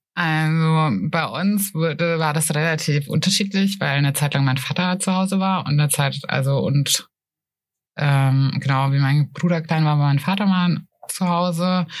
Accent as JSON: {"language": "German", "country": "Germany", "moved": "yes", "lives_now": "Nuremberg, Germany", "said": "aus dem Spessart"}